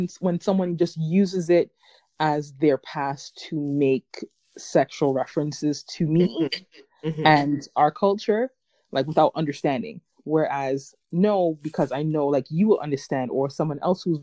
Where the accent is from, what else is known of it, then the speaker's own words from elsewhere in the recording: Jamaica; I'm Jamaican